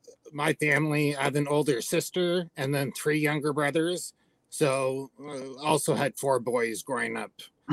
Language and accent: English; Orillia, Ontario, Canada; was born in my hometown.